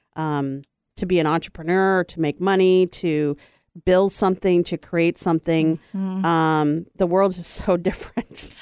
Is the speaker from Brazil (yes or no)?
no; U.S. Virgin Islands; I grew up on St. Croix, which I was a minority